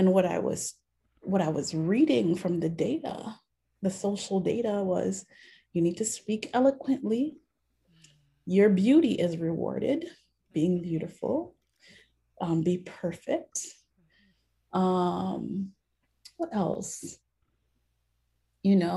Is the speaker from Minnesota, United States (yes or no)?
yes; Minneapolis, Minnesota, United States; we grew up in the Haitian Christian Fellowship, which was the first Haitian church that my father started here in the Twin Cities